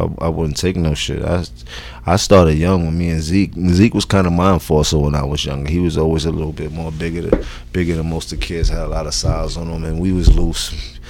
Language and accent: English; New York City, New York, United States; Growing up on the east side of Harlem.